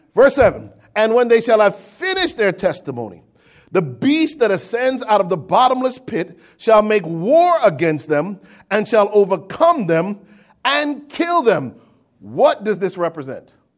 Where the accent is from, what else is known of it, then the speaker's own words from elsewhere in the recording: Connecticut, United States; an American, born and raised in the Constitution State, Connecticut